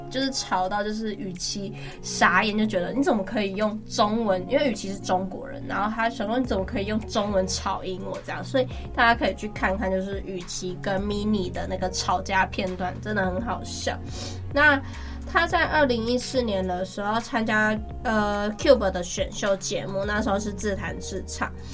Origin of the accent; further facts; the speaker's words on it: Taiwan; 我们台湾人